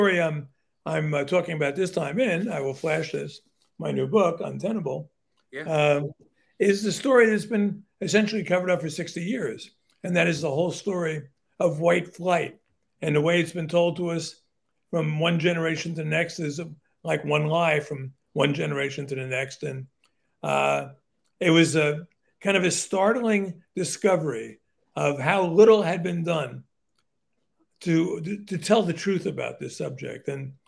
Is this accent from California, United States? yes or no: no; Newark, New Jersey, United States; I grew up in Newark, New Jersey, which was sort of the poster child for urban dysfunction.